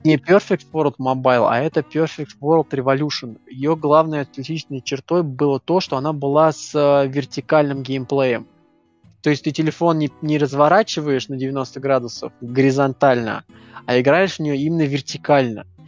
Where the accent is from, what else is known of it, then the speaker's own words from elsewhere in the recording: Moscow, Russia; как э, москвич